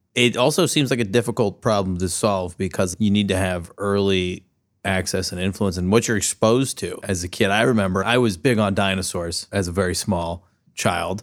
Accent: San Diego, California, United States; moved away as an adult; now in Columbus, United States; I grew up in San Diego, but I've lived here for ten years

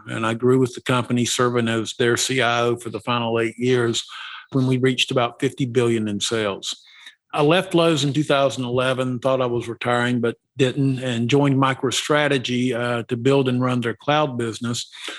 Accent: North Carolina, United States; moved away; Well, from my accent, you probably can guess I wasn't born in Ohio. I was born and raised in North Carolina, attended Appalachian State

